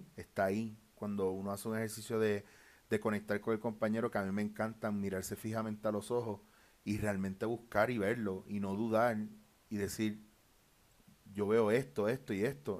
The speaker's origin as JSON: {"language": "Spanish", "country": "Puerto Rico", "also_born_or_lived": "Barcelona", "moved": "yes", "said": "siendo puertorriqueño"}